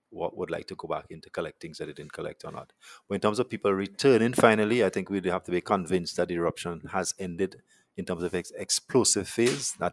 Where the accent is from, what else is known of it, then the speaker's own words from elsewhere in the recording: Montserrat; So the team, some of this team, I come from Montserrat, um, as well as we have some local people.